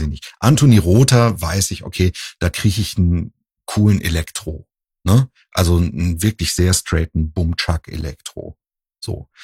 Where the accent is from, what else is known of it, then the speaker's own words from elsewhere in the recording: Husum, Schleswig-Holstein, Germany; now in Cologne, Germany; ich komme ja ursprünglich aus Nordfriesland, aus Husum.